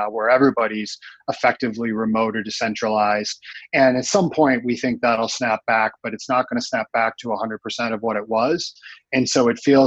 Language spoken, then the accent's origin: English; Fargo, North Dakota, United States; I grew up in the Midwest. I grew up in a town called Fargo